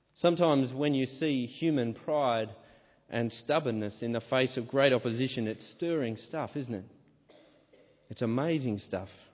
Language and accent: English; Australia; my home country, Australia.